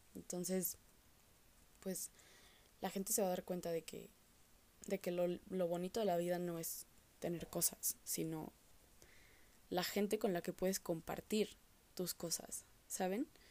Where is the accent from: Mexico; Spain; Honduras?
Mexico; como los mexicanos